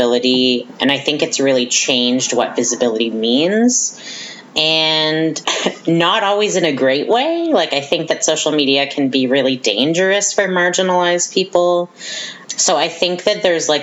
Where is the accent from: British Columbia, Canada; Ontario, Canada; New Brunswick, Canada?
New Brunswick, Canada; Riverview; moved away as an adult; now in Fredericton, Canada; I come from Riverview, which is a small conservative town in the Moncton area, and I was one of like three openly queer and trans people in my high school